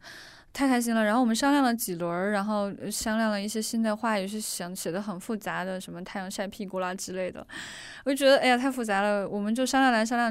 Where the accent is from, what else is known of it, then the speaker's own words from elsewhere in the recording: China; 其实我们中国人听说的大部分的这个航天项目都是极为成功的